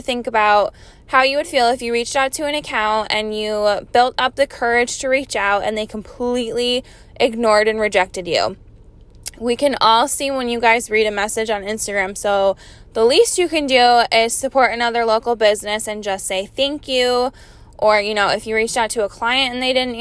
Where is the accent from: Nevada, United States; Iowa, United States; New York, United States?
New York, United States; Capital Region; I grew up here in the Capital Region and I still reside here in Malta.